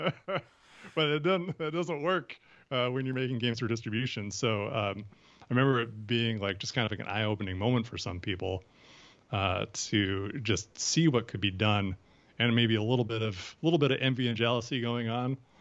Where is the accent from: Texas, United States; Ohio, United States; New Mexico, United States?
Ohio, United States; moved away as an adult; also born or lived in Wisconsin / Minnesota; I was born in Wisconsin, which, you know, neighbors Minnesota, uh, but I, uh, moved to Ohio when I was, uh, a teenager, or when I was, when I was younger, I was there for my teen years